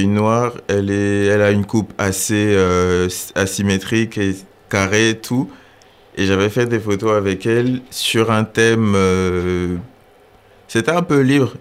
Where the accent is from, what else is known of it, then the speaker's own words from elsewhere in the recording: Gabon; moved away as an adult; now in France; j'ai 23 ans, je suis gabonais et je suis en France depuis 5 ans maintenant.